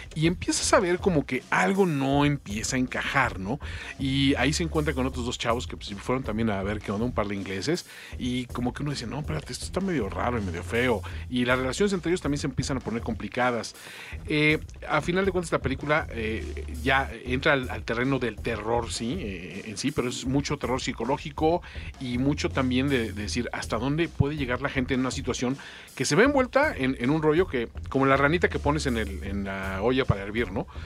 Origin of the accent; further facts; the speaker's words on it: Mexico; Como mexicano